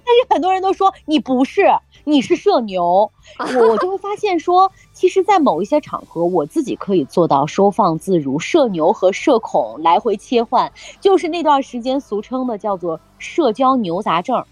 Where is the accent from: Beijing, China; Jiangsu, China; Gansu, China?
Gansu, China; Lanzhou; 我们兰州人呢就把这个叫知客